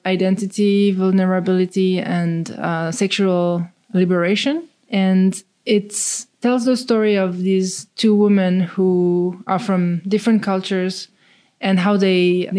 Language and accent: English; Romandy, Switzerland; accent: French; English is a second language; moved away as an adult; also born or lived in Zurich / Thailand; now in New York, United States; 1 year old, we moved to Thailand. I lived there for 5 years. So I came back to Switzerland when I was about six. Went to school there, went to high school there.